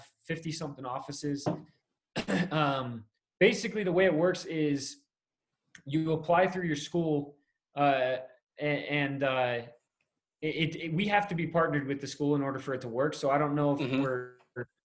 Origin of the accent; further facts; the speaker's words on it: Middletown, New York, United States; moved away as an adult; I grew up in New York. I grew up in Middletown, New York, Orange County. So I lived there till I was 18, graduated high school.